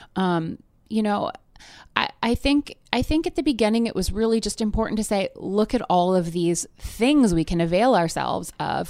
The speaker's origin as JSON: {"language": "English", "area": "near Toronto", "region": "Ontario", "country": "Canada", "tie": "born or raised there", "moved": "as an adult", "lives_now": "Brooklyn, United States", "said": "I grew up in Canada near Toronto um, through high school"}